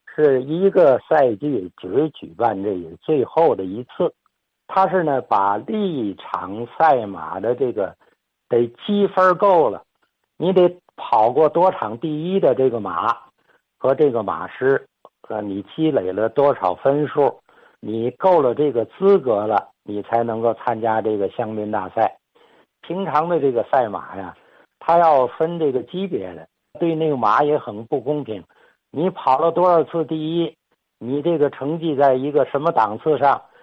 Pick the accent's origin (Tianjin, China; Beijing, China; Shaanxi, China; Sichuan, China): Tianjin, China; 我小时候在日伪时期跟着家长遛这一段儿地方